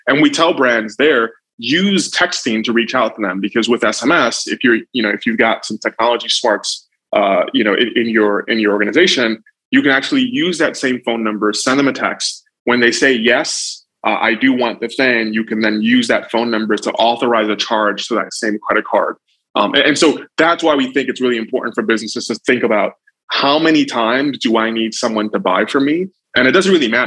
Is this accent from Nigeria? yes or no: yes; Nigeria; now in United States; I'm Nigerian by birth, but I came here a long time ago and naturalized.